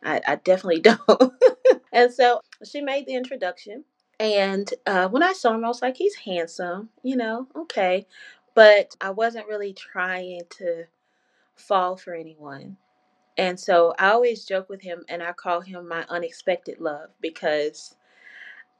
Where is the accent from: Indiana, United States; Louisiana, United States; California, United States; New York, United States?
Louisiana, United States; moved away; I'm from Louisiana. And so at this time, I was living in Louisiana